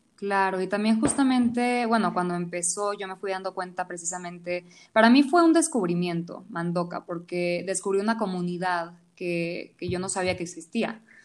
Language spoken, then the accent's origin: Spanish; Venezuela; now in Mexico City, Mexico; yo soy venezolana. Llevo 15 años viviendo en Ciudad de México